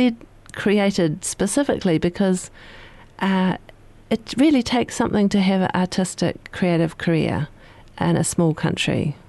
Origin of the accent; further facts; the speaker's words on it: South Island, New Zealand; I grew up in the 70s, and I wasn't introduced and exposed growing up in the South Island to a lot of New Zealand artists